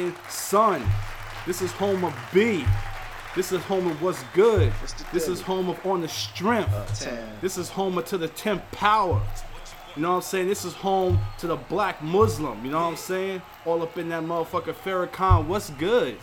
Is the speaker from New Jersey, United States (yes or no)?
no; New York City, New York, United States; I am from Astoria, New York